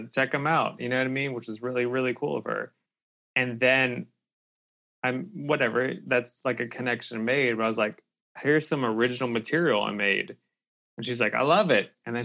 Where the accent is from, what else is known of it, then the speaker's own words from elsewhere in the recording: about an hour south of Pittsburgh, Pennsylvania, United States; now in Louisville, United States; Pennsylvania, about an hour south of Pittsburgh